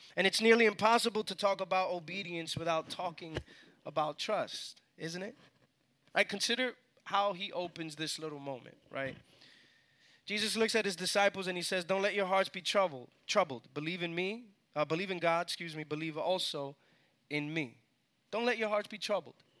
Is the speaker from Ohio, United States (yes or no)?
no; New York City, New York, United States; moved away as an adult; now in Atlanta, United States; I was born and raised in New York